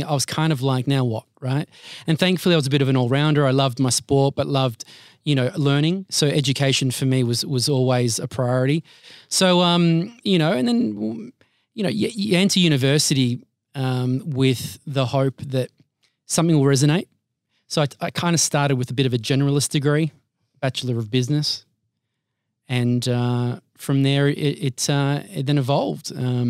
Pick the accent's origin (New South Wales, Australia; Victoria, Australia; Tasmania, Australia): Victoria, Australia; Altona; Yeah, so I'm the middle child of two Maltese immigrants. They moved here in 73. And I have two sisters and grew up in the west side of Melbourne, so suburbs of Altona, and now living and residing